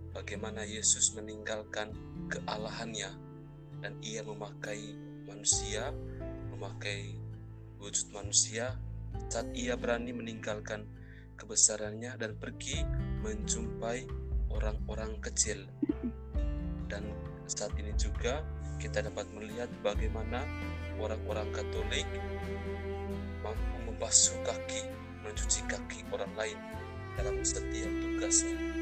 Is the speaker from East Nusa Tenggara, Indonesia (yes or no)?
yes; Ruteng, East Nusa Tenggara, Indonesia; saya berasal dari Ruteng Manggarai